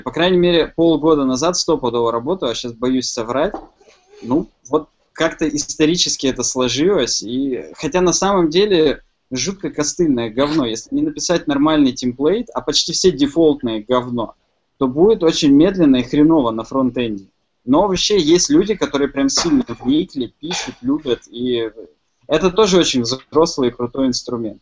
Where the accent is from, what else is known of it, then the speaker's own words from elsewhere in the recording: Chelyabinsk, Chelyabinsk Oblast, Russia; Я сам из Челябинска